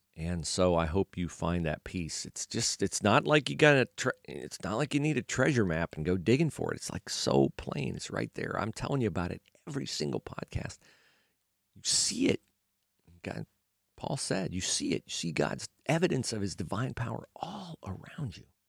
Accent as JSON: {"language": "English", "country": "United States", "tie": "born or raised there", "said": "growing up in America"}